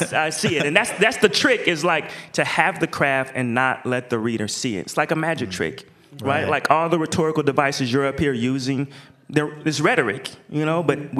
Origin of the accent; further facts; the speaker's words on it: Portland, Oregon, United States; everywhere I go, I say I'm from Portland.